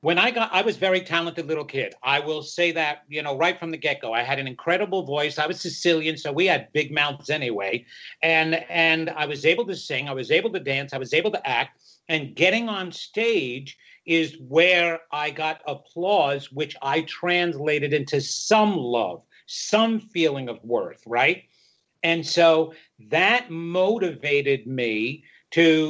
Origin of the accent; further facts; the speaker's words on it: Long Island, New York, United States; I come from Long Island, a small little town on Long Island